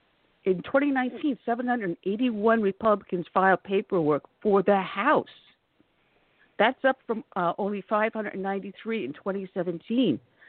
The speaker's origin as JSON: {"language": "English", "area": "Long Island", "region": "New York", "country": "United States", "tie": "born or raised there", "said": "I grew up on Long Island."}